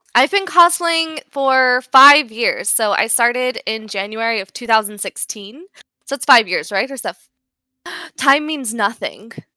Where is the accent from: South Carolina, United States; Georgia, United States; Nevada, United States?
Nevada, United States; Las Vegas; I'm obviously from Las Vegas, so both of my parents work in, they, they have worked in, on the Las Vegas Strip